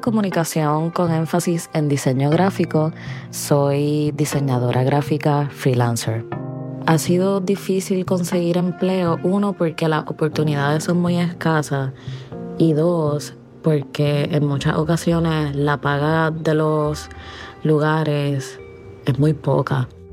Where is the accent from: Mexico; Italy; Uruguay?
Mexico; tengo 23 años y soy de México